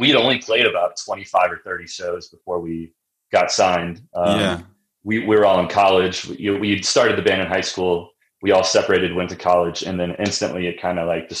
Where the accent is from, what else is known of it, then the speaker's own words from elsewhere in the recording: Springfield, Illinois, United States; also born or lived in Nashville; now in Denver, United States; I grew up in Central Illinois